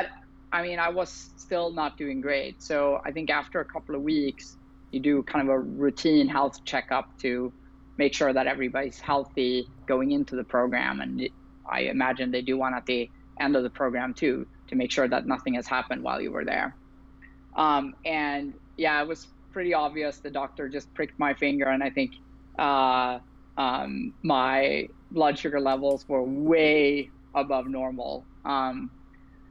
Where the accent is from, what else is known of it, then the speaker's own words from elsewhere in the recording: Sweden; moved away as an adult; also born or lived in Berlin, Germany; now in San Francisco, United States; I currently live in San Francisco, California. I've been here for about 6 years now, but I'm originally from Sweden